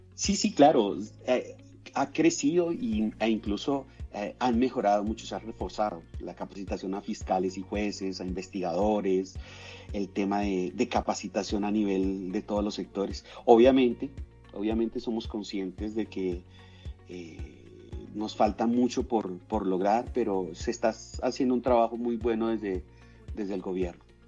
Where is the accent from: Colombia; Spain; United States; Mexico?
Colombia; llegué incluso a, estar en la reserva de un equipo muy importante de mi país, eh, que se llama Millonarios